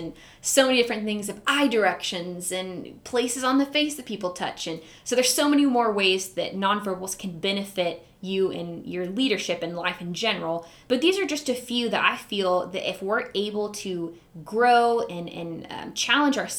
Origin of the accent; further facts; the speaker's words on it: Huntsville, Alabama, United States; moved away as an adult; now in Tulsa, United States; I am originally from Huntsville, Alabama.